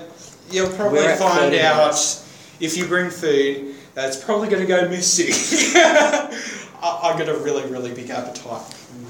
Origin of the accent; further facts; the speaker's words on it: Australia; first language English; I am born Australian.